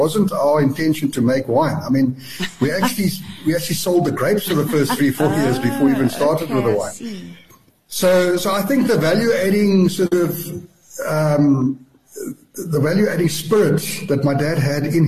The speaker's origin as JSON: {"language": "English", "country": "South Africa", "tie": "born or raised there", "said": "when I was a youngster growing up in Chikai, we used to deliver milk door to door"}